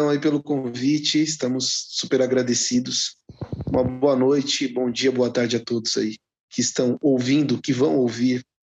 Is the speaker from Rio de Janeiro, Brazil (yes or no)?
no; Itu, São Paulo, Brazil; now in Guarulhos, Brazil; Mas eu venho de outra cidade, né? eu venho de Itu, interior, São Paulo vem para cá, para Guarulhos, em 2012, começo de 2012